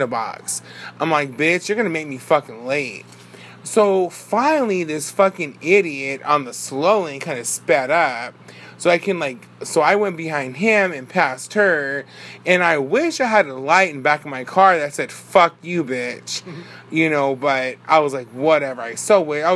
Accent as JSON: {"language": "English", "town": "Bakersfield", "region": "California", "country": "United States", "said": "We're from Bakersfield"}